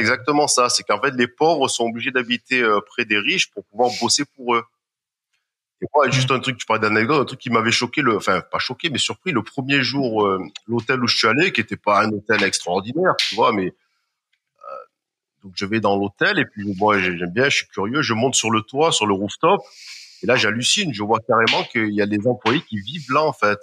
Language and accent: French; France; also born or lived in Marseille / Strasbourg; en tant que Français, Européen, occidental